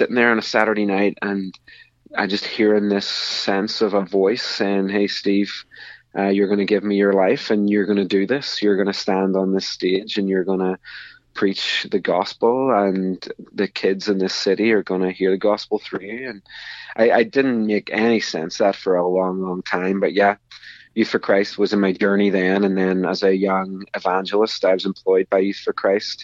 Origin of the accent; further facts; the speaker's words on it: Northern Ireland, United Kingdom; I'm from Northern Ireland myself